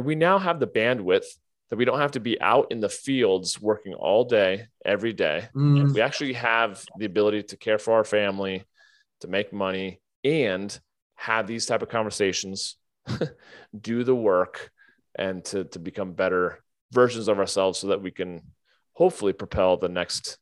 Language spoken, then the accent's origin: English; United States; growing up in America and being white and Christian and educated